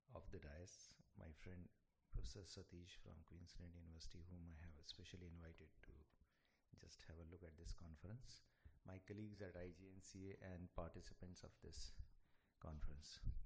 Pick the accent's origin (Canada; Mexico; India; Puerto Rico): India